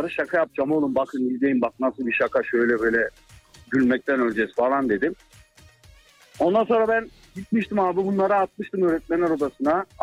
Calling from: Bayraklı, İzmir, Turkey; İzmir Bayraklı abi. İzmir Bayraklı.

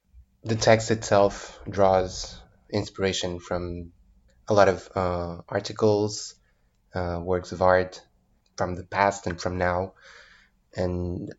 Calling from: Porto, Norte, Portugal; and I'm speaking from Porto, Portugal.

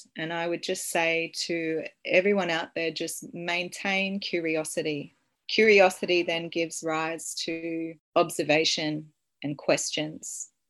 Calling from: Sunshine Coast, Queensland, Australia; I'm calling in from Cabi Cabi Country on the Sunshine Coast

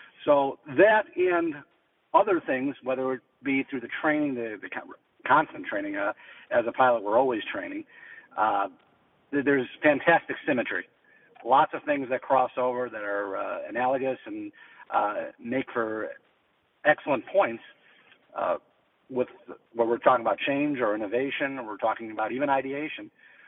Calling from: Chicago, Illinois, United States; From the Windy City in Chicago.

